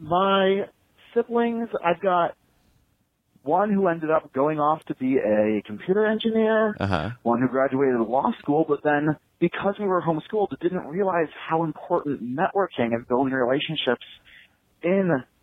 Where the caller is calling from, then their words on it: Iowa, United States; I'm calling from Iowa.